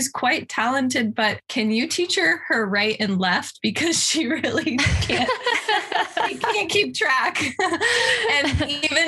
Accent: Santa Barbara, California, United States; moved away as an adult; also born or lived in San Francisco / Hawaii / Boston; now in New York, United States; I'm from Santa Barbara, California. I grew up here

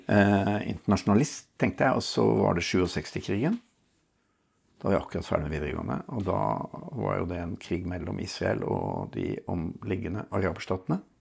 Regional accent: Oslo, Norway; Jeg vokste opp på Lambertseter.

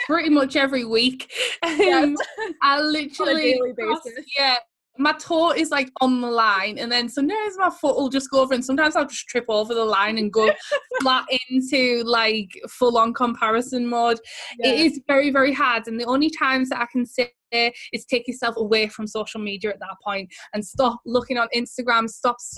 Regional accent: Teesside, North East England, United Kingdom; accent: Teesside; our accent is like a Teesside accent, and no one who lives here particularly thinks this accent is very nice.

